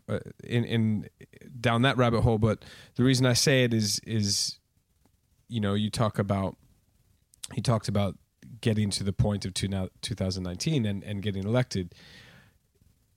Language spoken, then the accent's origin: English; United States; moved away as an adult; also born or lived in Arizona; now in United Kingdom; I grew up in the States